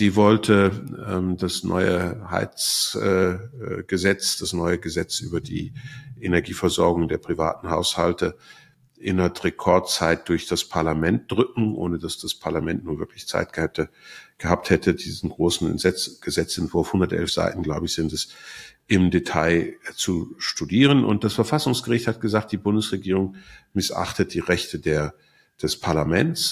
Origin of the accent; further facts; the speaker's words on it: Switzerland; bei uns in der Schweiz